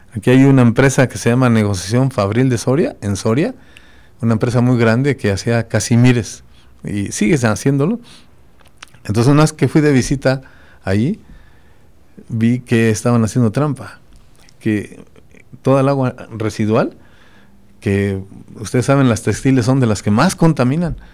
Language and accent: Spanish; Tarandacuao, Guanajuato, Mexico; En mi pueblo, yo soy de Tarandacuao, que es Purépecha prácticamente, porque estamos separados